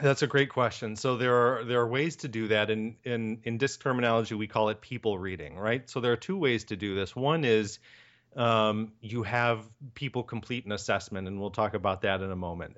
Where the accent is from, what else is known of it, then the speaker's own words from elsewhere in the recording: Michigan, United States; also born or lived in Ohio; now in Chicago, United States; I'm from Michigan and went to school in Ohio and moved to Chicago in nineteen ninety-nine